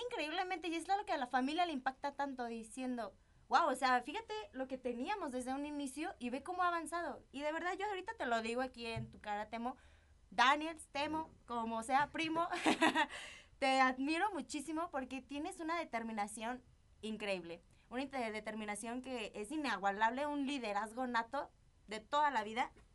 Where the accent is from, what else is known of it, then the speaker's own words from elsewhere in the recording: Zamora, Michoacán, Mexico; Yo también soy de Zamora, Michoacán